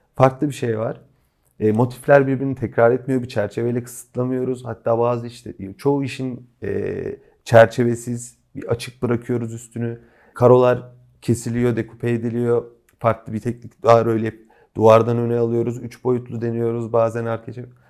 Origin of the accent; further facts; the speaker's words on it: Kütahya, Turkey; Kütahyalıyız. Yani çocukluğumuz da Kütahya'ya geçti.